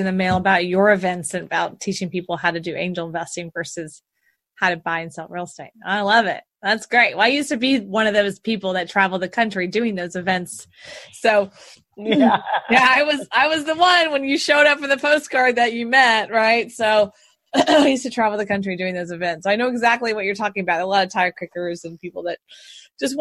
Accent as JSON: {"language": "English", "town": "Houston", "region": "Texas", "country": "United States", "tie": "born or raised there", "said": "I was born and raised in Houston"}